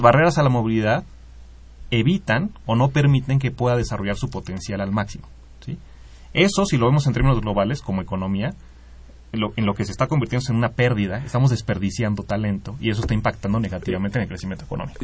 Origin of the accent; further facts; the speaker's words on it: Mexico; como población mexicana